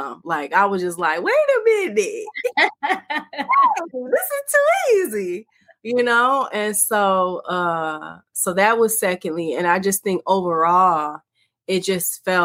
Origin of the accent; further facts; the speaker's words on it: Detroit, Michigan, United States; I'm from the Motown, Detroit, Michigan